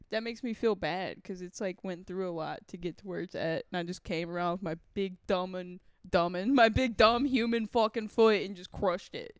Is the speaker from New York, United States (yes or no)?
no; Texas, United States; I grew up in Texas